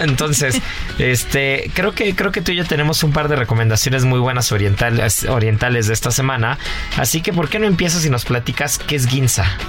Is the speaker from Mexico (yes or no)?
yes; Mexico; nos define como mexicanos